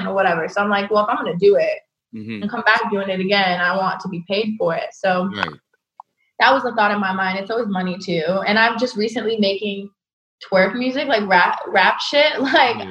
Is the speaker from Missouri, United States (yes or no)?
no; Bay Area, California, United States; I'm from the Bay Area